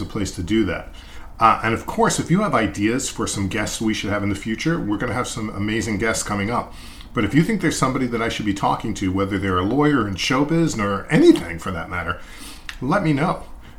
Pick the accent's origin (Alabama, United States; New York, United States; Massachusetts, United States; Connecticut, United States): New York, United States; Massapequa; And I can relate a little bit growing up in Massapequa, Long Island. I also had some issues with the way I talked.